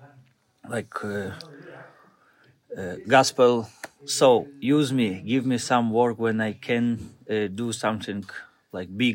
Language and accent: English; Moldova; English is a second language; now in Italy; I'm from Italy, but originally from Moldova.